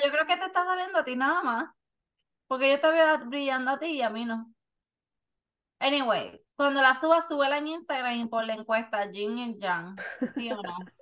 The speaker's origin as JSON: {"language": "Spanish", "country": "Puerto Rico", "moved": "yes", "lives_now": "Florida, United States", "said": "De Puerto Rico."}